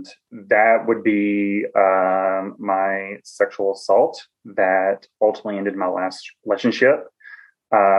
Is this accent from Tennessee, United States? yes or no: yes; Cookeville, Tennessee, United States; accent: Southern; moved away as an adult; now in Washington, D.C., United States; I am originally from Tennessee. I'm from a small college town